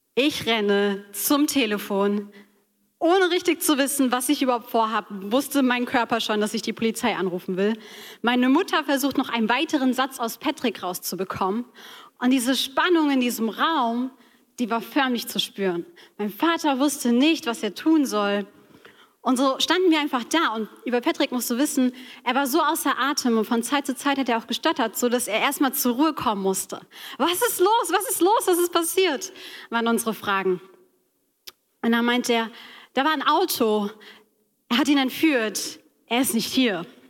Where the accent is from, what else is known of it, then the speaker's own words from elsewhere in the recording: Taunus, Hesse, Germany; ich bin im Taunus aufgewachsen